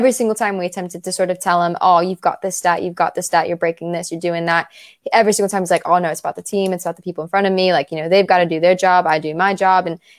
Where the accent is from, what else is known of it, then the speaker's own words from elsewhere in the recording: United States; accent: American; my American accent